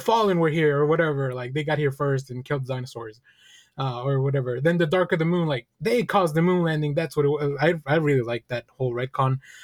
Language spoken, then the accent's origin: English; Texas, United States; growing up in New York and Texas is still very different